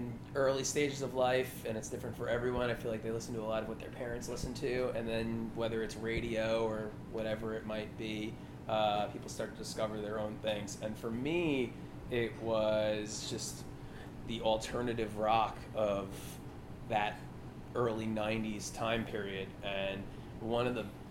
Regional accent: Commack, New York, United States; moved away; also born or lived in Philadelphia; I'm from Commack, New York. It's about an hour outside of Manhattan on Long Island

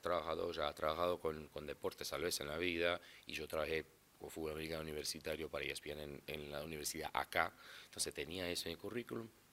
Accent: southern Brazil, Brazil; first language Portuguese; Spanish is a second language; also born or lived in Florida, United States; yo soy de los tres estados abajo a San Pablo. yo digo que soy de la Filadelfia de Brasil

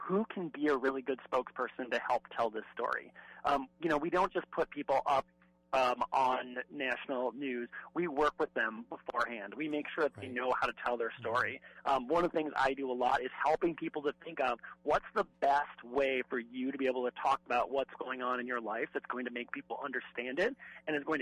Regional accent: Midwest, United States; I'm from the Midwest

